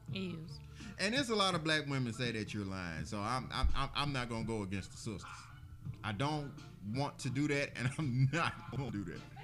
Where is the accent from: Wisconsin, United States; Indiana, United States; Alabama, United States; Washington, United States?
Alabama, United States; Birmingham; I'm from Birmingham, and all of my contemporaries and my friends and my loved ones, we are from Birmingham as well.